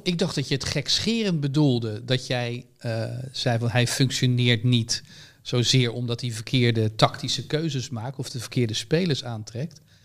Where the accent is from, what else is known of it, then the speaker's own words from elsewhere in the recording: Netherlands; als Nederlander